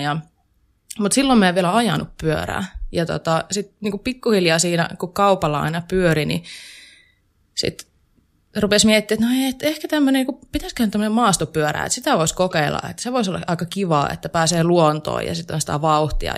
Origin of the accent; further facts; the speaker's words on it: Kuopio, North Savo, Finland; moved away as an adult; now in Jyväskylä, Finland; mä tuun Kuopiosta. Ja siis se pitää aina mainita ensimmäisenä, koska mä oon hyvin ylpeä siitä, että mä oon pohjoissavolainen